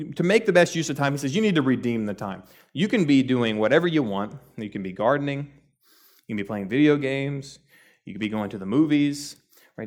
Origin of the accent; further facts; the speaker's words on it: Texas, United States; I grew up in Texas, I was born and raised here, and what we know as Texans